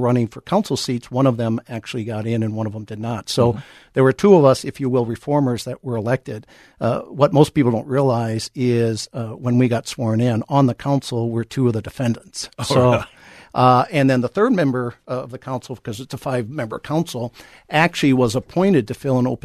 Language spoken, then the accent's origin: English; Chanhassen, Minnesota, United States; I was born and raised in Carver County, okay. In Chanhassen